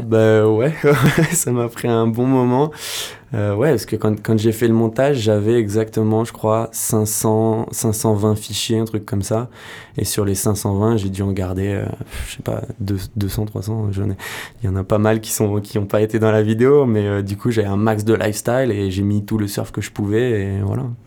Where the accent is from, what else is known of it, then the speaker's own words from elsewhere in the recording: Royan, Nouvelle-Aquitaine, France; now in Landes, France; moi je suis originaire de Royan, je suis un petit gars de Royan qui est venu s'installer dans les Landes.